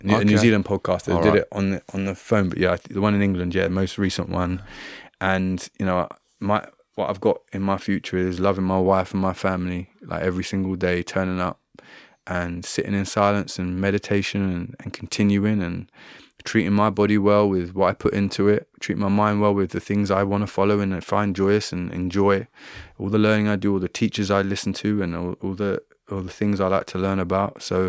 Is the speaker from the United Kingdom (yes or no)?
no; Trinidad & Tobago; You know, I grew up in Trinidad and Tobago a lot of my time.